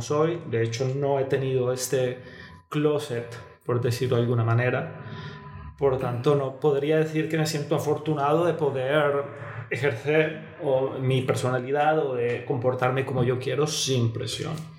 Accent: Bogotá, Colombia; moved away; yo nací en Bogotá, es una familia muy tradicional

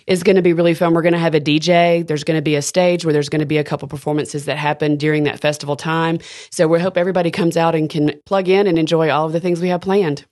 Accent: Decatur, Alabama, United States; moved away as an adult; now in Birmingham, United States; I am from Decatur, Alabama, and, uh, grew up there

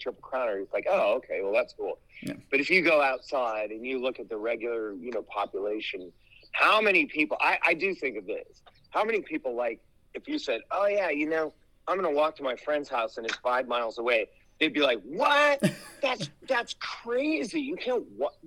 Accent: Boulder, Colorado, United States; I was an outdoor editor at the paper in Boulder, Colorado, my hometown

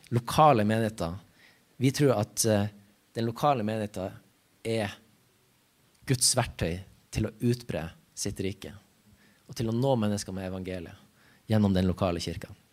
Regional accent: Ramfjorden, Troms, Norway; jeg kommer ifra Ramfjorden.

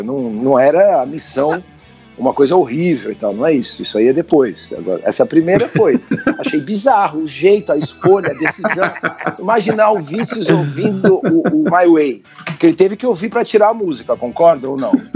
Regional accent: Brazil; como brasileiro

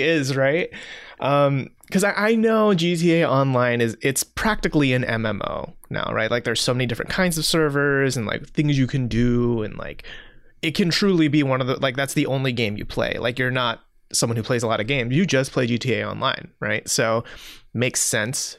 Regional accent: Seoul, South Korea; moved away; I grew up in Seoul, South Korea

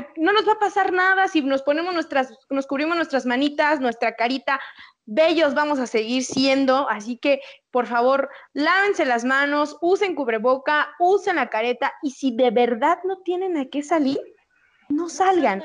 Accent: Mexico; como buenos mexicanos

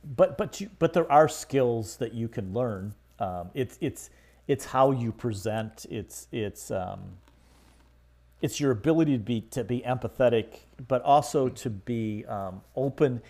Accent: Michigan, United States; I grew up in Michigan

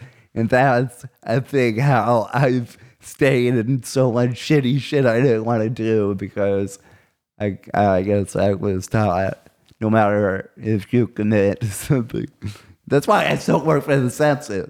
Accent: Yorktown, Virginia, United States; I'm from Yorktown, baby. Straight out of Yorktown

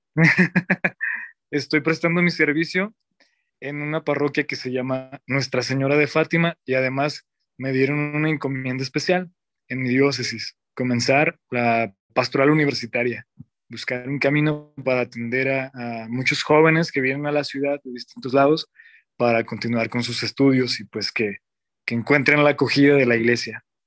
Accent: Zacatecas, Mexico; Soy diácono zacatecano. Soy originario de de la capital, Zacatecas.

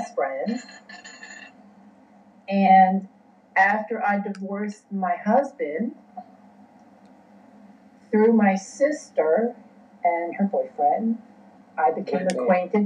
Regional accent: West Virginia, United States; moved away; even though I was born in Virginia, I grew up in West Virginia and was bounced back and forth between these two states.

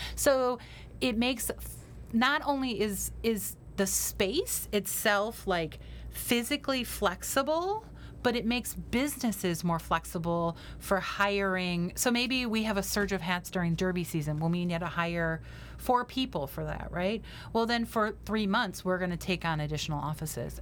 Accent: Detroit, Michigan, United States; now in Cleveland, United States; I'm originally from the Detroit area

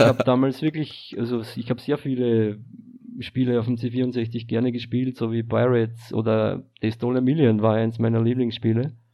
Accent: Austria; Also ich bin aus Österreich

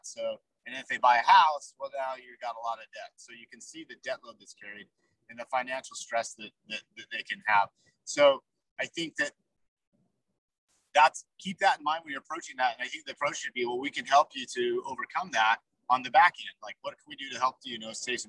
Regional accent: Salt Lake City, Utah, United States; I'm from, I say I'm from Salt Lake City, so I'm a Utah kid.

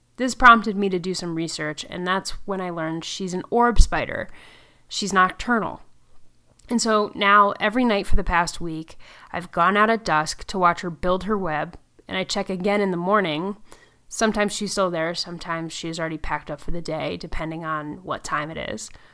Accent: Connecticut, United States; I was raised in Connecticut

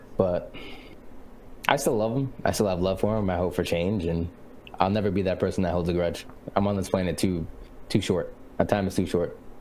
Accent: New Bedford, Massachusetts, United States; I am originally born and raised in New Bedford, Massachusetts, which is a small little whaler city on the East Coast

